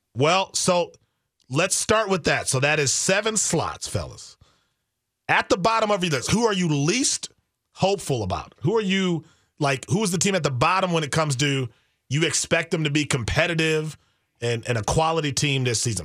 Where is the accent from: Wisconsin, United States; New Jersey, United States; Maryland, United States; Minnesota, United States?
Wisconsin, United States; I'm from Wisconsin